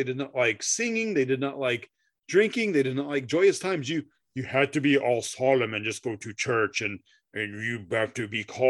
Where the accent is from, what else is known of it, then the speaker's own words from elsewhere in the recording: Midwest, United States; I say pecan because I'm from the Midwest